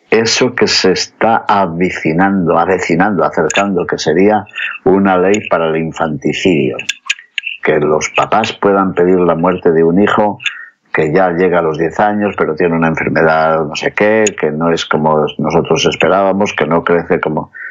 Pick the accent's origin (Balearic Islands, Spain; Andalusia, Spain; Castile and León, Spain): Castile and León, Spain; León; por nuestra España, que tiene por patrón a Santiago, que pidamos por todos los peregrinos que pasan por mi ciudad natal de León, camino de Santiago.